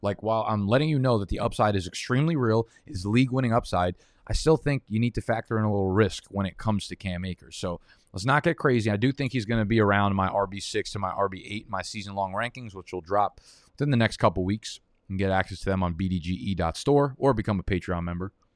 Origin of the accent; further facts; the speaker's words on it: New Jersey, United States; I'm from Jersey